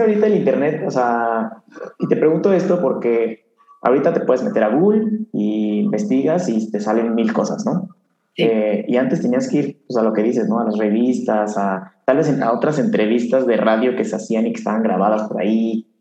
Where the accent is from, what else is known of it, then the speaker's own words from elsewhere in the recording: Querétaro, Mexico; also born or lived in Guadalajara; yo soy de aquí de Querétaro